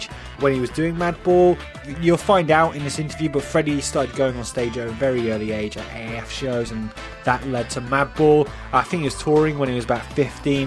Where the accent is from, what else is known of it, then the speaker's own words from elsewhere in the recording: United Kingdom; I'm British